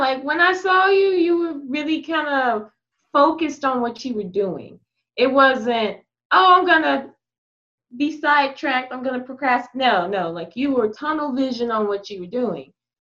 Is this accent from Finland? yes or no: no; Texas, United States; accent: Texas; I'm from Texas.